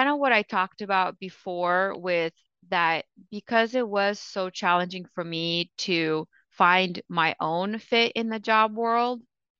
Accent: Ukraine; also born or lived in Russia; so I was born in Russia and Ukraine, or was born in Russia and lived in Ukraine.

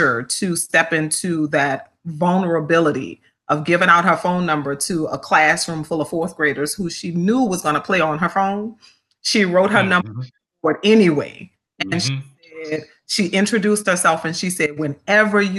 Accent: New Orleans, Louisiana, United States; Growing up in New Orleans, I'm number eight of eight kids

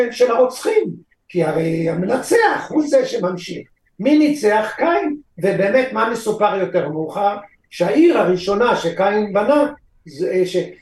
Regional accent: Israel; אני בכל זאת נולדתי פה

